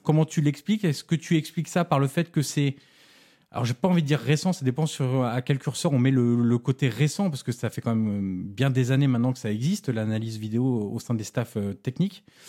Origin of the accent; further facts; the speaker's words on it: Auxerre, Bourgogne-Franche-Comté, France; je suis originaire d'Auxerre